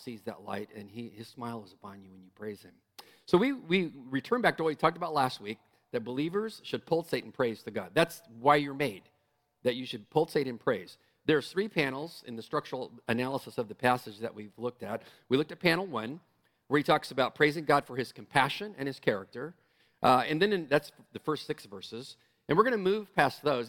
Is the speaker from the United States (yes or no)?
yes; San Diego, California, United States; moved away; I'm from San Diego.